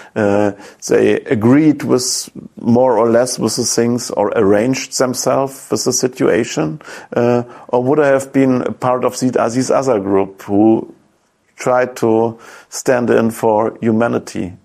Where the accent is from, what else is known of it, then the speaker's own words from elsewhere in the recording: East Germany, Germany; English is a second language; when I grew up in East Germany, these resistance fighters were always superheroes